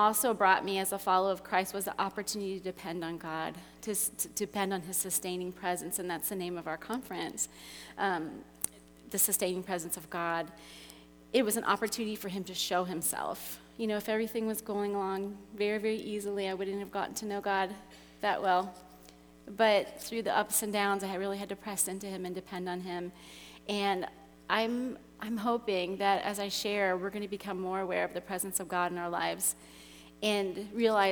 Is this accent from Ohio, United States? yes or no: yes; Cincinnati, Ohio, United States; moved away as an adult; also born or lived in Russia / China; I was born in Cincinnati, just down the road, and I grew up there